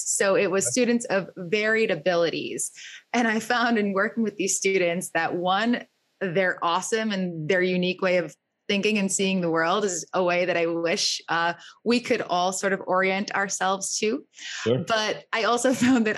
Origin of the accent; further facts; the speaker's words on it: Rhode Island, United States; moved away as an adult; also born or lived in Boston; now in New York City, United States; born and raised in Rhode Island, made my way to Boston for a little bit, then landed in New York City after going to grad school here.